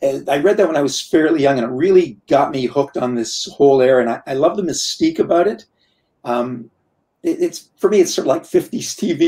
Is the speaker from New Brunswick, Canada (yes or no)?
no; Trenton, Ontario, Canada; now in Montreal, Canada; I grew up in Trenton, Ontario. It was a small town.